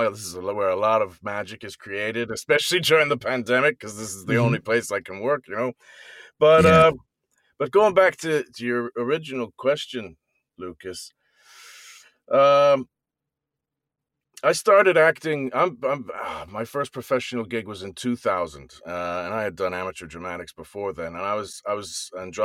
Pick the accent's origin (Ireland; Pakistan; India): Ireland; also born or lived in New Jersey, United States / London, United Kingdom; now in New York, United States; I was born in New Jersey, but I grew up in Ireland